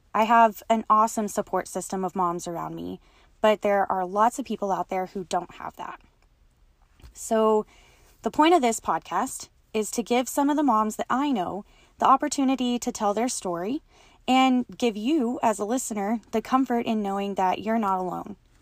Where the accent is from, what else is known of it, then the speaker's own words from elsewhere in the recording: West Texas, United States; I was born and raised in West Texas, and I continue to live here with my family